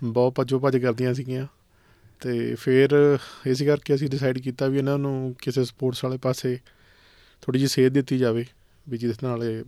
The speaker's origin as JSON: {"language": "Punjabi", "area": "Rangian village, Ludhiana district", "region": "Punjab", "country": "India", "tie": "born or raised there", "moved": "as an adult", "lives_now": "Australia", "said": "ਮੈਂ ਪੰਜਾਬ ਦੇ ਵਿੱਚੋਂ ਹੈਗਾ ਮੇਰਾ ਪਿੰਡ ਰੰਗੀਆਂ ਜੀ ਡਿਸਟ੍ਰਿਕਟ ਲੁਧਿਆਣਾ"}